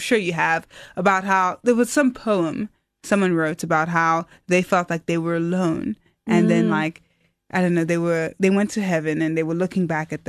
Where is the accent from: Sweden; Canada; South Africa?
South Africa; Port Elizabeth, Eastern Cape; also born or lived in Stellenbosch; I was studying programming at the time in Port Elizabeth, my hometown, and I failed some stuff. I didn't know what to do, so I applied to Stellenbosch, not knowing what my plan was.